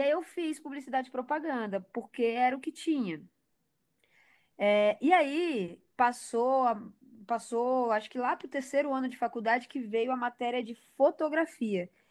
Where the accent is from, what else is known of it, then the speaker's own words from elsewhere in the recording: Porto Velho, Rondônia, Brazil; eu sou de Porto Velho, Rondônia, né? Lá no norte